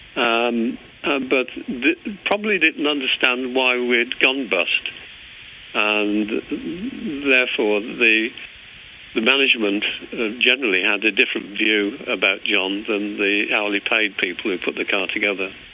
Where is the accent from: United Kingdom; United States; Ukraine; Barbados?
United Kingdom; England; moved away as an adult; also born or lived in Northern Ireland; as an Englishman, it's very difficult for me to hide my accent.